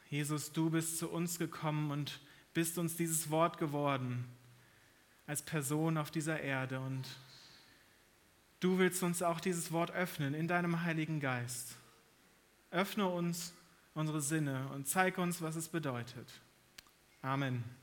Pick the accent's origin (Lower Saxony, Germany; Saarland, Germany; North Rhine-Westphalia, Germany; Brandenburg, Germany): North Rhine-Westphalia, Germany; moved away; Meine Frau und ich, wir kommen aus Nordrhein-Westfalen eigentlich.